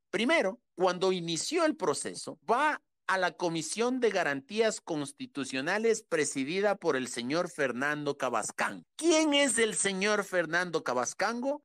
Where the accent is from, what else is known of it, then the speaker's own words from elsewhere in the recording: Quito, Pichincha, Ecuador; Esos somos los quiteños de bien